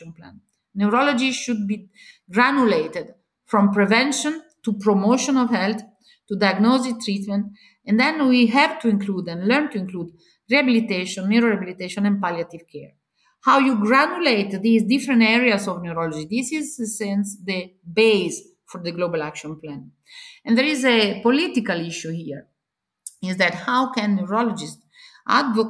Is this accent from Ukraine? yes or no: no; Italy; I come from Italy